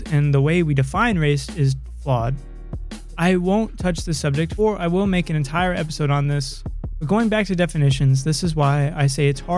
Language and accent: English; Idaho, United States; born in the United States of America within the state of Idaho